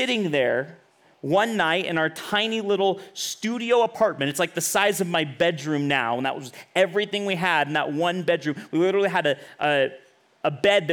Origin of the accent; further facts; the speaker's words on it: Bakersfield, California, United States; moved away as an adult; also born or lived in Los Angeles; I'm from Bakersfield